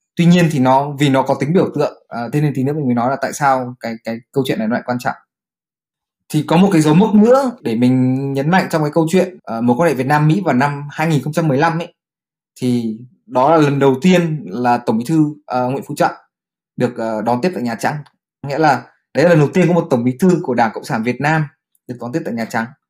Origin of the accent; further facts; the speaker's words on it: Vietnam; mình là người Việt Nam